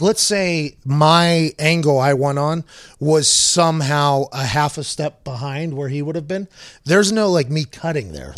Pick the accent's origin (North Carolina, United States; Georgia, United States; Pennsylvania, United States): Pennsylvania, United States; Pittsburgh; I grew up in Pittsburgh playing football a lot